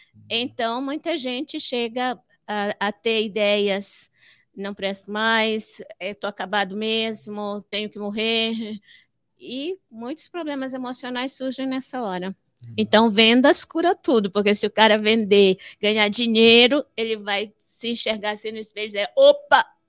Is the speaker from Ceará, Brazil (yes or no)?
yes; Fortaleza, Ceará, Brazil; moved away; also born or lived in Amapá; Eu nasci no Ceará. nasci no Ceará. Nasci, nasci em Fortaleza